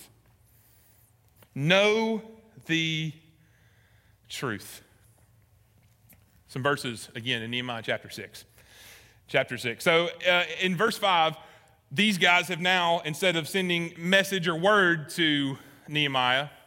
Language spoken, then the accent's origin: English; Alabama, United States; I was born and raised in Alabama, never left